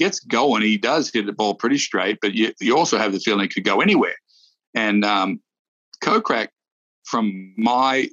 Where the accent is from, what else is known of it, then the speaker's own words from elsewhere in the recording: Australia; moved away; Steve Rintoul, who I grew up with in Australia